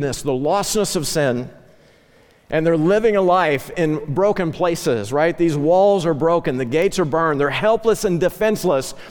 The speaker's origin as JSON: {"language": "English", "area": "Ozark Mountains", "region": "the Ozarks", "country": "United States", "tie": "born or raised there", "moved": "yes", "said": "I grew up in the Ozark Mountains, literally ran barefoot on Flint Rocks"}